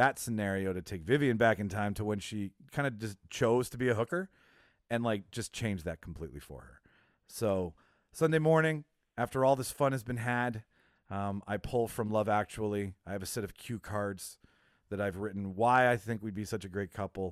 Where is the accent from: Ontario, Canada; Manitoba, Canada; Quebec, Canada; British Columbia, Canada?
Manitoba, Canada; Winnipeg; born or raised there